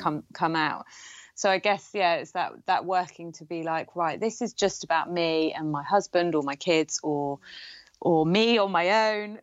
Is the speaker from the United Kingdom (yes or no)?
yes; Gloucestershire, South West England, United Kingdom; near where I grew up in in Gloucestershire